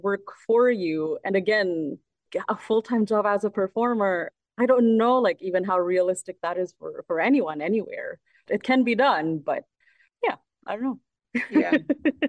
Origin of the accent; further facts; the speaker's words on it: Philippines; moved away as an adult; also born or lived in Manila / London; now in Toronto, Canada; I grew up in the Philippines, so I speak Tagalog fluently